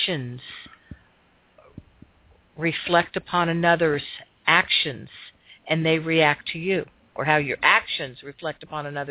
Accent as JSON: {"language": "English", "town": "Miami", "region": "Florida", "country": "United States", "tie": "born or raised there", "also_born_or_lived": "Seattle area", "moved": "yes", "said": "I was from a very large high school. There were 1,160-some-odd people in my graduating class alone. It was a Miami High."}